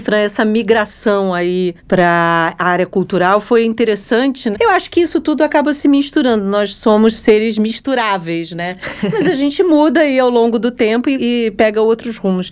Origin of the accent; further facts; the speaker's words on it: Rio de Janeiro, Brazil; eu nasci no Rio de Janeiro, só que eu tenho uma família toda por parte da minha mãe, toda do Ceará